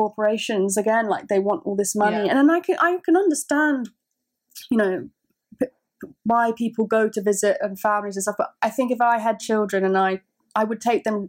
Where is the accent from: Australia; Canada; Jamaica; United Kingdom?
United Kingdom; I love so much about being from the UK